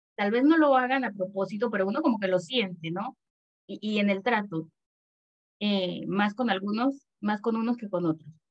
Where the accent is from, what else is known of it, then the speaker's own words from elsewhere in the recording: Panama; also born or lived in Mexico City, Mexico; vivo en Panamá desde que tenía tres años